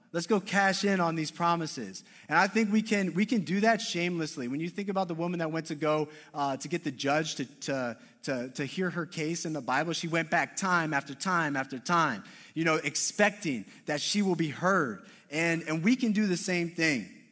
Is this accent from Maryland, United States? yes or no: yes; Maryland, United States; also born or lived in Madrid / Southern Connecticut; now in Connecticut, United States; I grew up in Maryland.